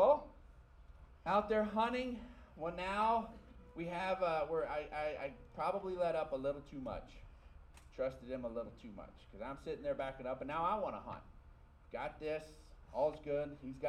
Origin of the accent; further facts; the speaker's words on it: Texas, United States; People who were born and raised in West Texas see life a certain way. Not that all of us are cookie cutter and all of us, but your life growing up in West Texas, your life growing up in America